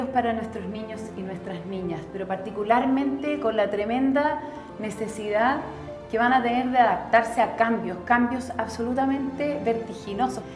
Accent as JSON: {"language": "Spanish", "town": "La Plata", "region": "Buenos Aires Province", "country": "Argentina", "tie": "born or raised there", "moved": "as an adult", "lives_now": "Brazil", "said": "soy argentino, eh, pero vivo en, en, Brasil a 11 años. Eh, nací en la ciudad de La Plata, ciudad capital de la provincia"}